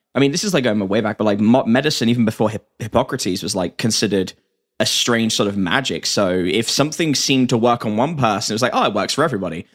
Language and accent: English; England, United Kingdom; as an Englishman